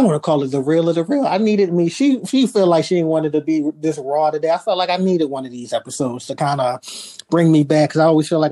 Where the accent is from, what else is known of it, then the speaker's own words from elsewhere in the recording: Baltimore, Maryland, United States; I'm from Baltimore